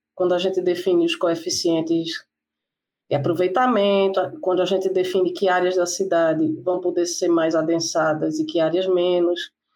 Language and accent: Portuguese; Recife, Pernambuco, Brazil; eu sou de Recife